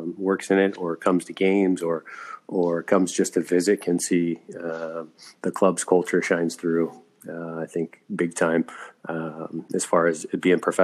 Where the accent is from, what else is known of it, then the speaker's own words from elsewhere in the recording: Kansas City, Missouri, United States; also born or lived in Moraga, California / Bay Area, California / Fresno, California / Germany; I grew up in Kansas City, played youth soccer